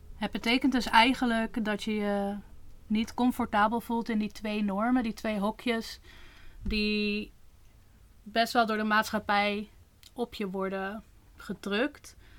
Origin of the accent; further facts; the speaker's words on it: Netherlands; ik ben opgegroeid in Nederland